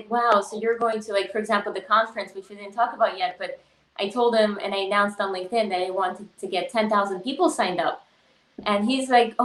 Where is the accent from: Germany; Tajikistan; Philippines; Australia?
Tajikistan; moved away; I grew up in Tajikistan, so we were pretty, like, poor